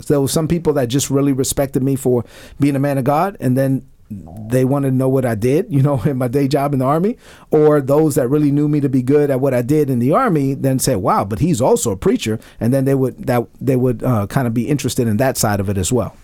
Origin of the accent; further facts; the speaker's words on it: New York City, New York, United States; growing up in Brooklyn, my, my mother came to this country in 1970.